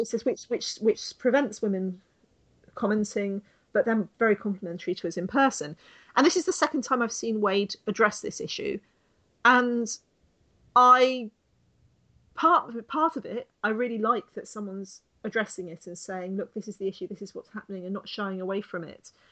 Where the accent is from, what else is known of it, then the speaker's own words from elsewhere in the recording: United Kingdom; me being British